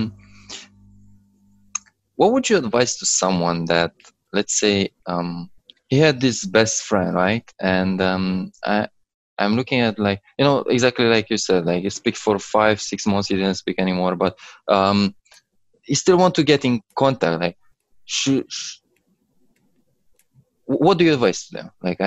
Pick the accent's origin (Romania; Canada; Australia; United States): Romania; now in London, United Kingdom; I'm in London, actually. I'm from Romania.